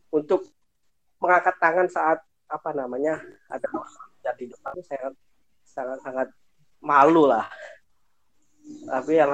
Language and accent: Indonesian; Indonesia; Saya kan orang Jawa dengan apa namanya di lingkungan komering itu ya.